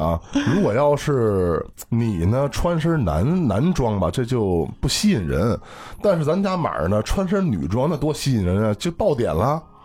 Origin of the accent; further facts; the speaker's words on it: Beijing, China; 我不是北漂青年啊，我土生土长北京人啊